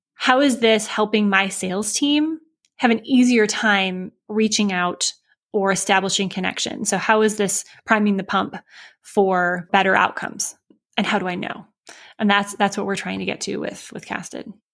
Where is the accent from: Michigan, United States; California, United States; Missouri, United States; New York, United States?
Michigan, United States; moved away as an adult; also born or lived in Chicago; now in Indianapolis, United States; I grew up in Michigan uh, by way of Chicago for a few years before we moved here um, to Indianapolis